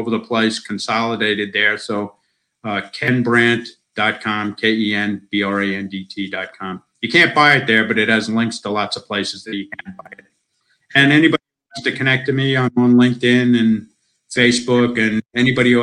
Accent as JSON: {"language": "English", "country": "United States", "moved": "as an adult", "lives_now": "Australia", "said": "I'm an American citizen. I spent most of my life in America"}